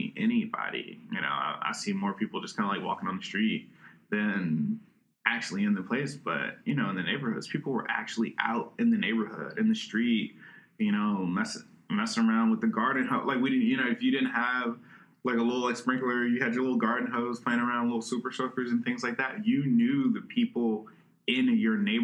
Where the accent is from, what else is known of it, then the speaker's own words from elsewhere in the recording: Richmond, Virginia, United States; I grew up over in the Randolph area